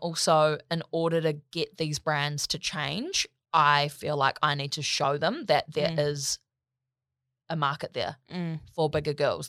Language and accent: English; New Zealand; In New Zealand, we say mall.